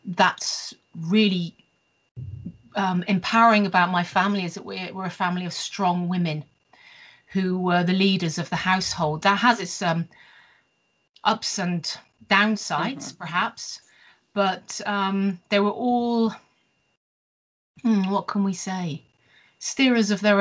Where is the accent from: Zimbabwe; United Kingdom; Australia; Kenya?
United Kingdom; the West Country, near Bath, South West England; moved away as an adult; also born or lived in Bristol / Staffordshire; now in Sweden; I was born in Bristol, the United Kingdom, and after a short period, we moved to the West Country, if you like, to an area not too far from Bath